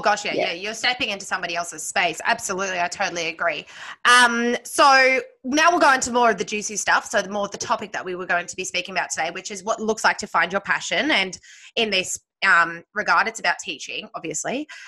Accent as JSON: {"language": "English", "town": "Sydney", "region": "New South Wales", "country": "Australia", "tie": "born or raised there", "moved": "yes", "said": "I grew up in Sydney"}